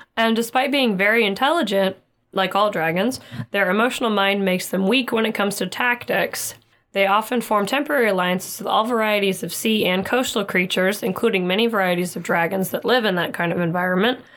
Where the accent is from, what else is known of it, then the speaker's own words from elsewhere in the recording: Oklahoma, United States; we're from Oklahoma and we get a lot of tornadoes